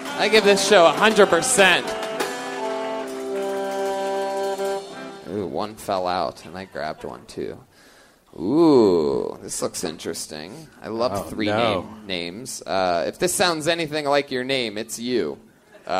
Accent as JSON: {"language": "English", "town": "Los Angeles", "region": "California", "country": "United States", "said": "I'm from Los Angeles"}